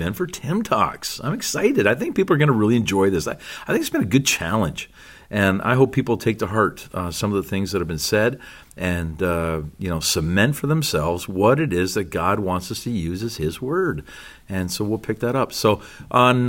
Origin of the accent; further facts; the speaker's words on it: Canada; As a Canadian